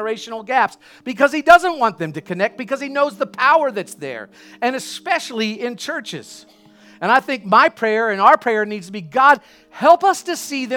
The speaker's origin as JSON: {"language": "English", "region": "the South", "country": "United States", "tie": "born or raised there", "said": "I grew up in the South"}